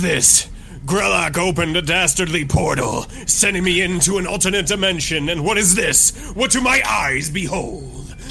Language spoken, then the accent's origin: English; United States; I'm American